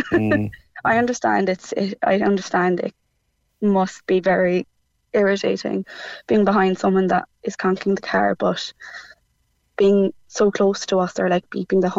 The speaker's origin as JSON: {"language": "English", "town": "Cork", "region": "Munster", "country": "Ireland", "moved": "as an adult", "lives_now": "Limerick, Ireland", "said": "I'm living in Limerick even, but I'm from Cork"}